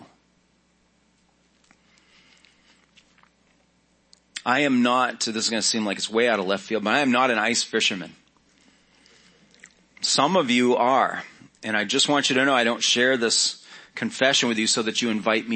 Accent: Maine, United States; I grew up in Maine

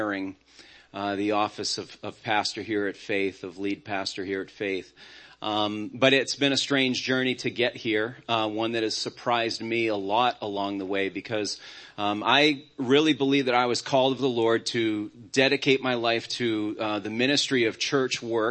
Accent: Auburn, Maine, United States; I grew up in Auburn, Maine, and our church was growing, thriving

